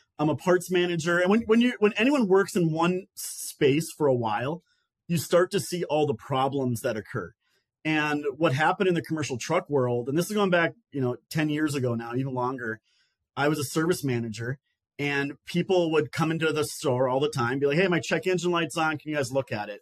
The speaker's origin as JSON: {"language": "English", "region": "northern Minnesota", "country": "United States", "tie": "born or raised there", "moved": "as an adult", "lives_now": "Columbia, South Carolina, United States", "said": "I grew up in northern Minnesota"}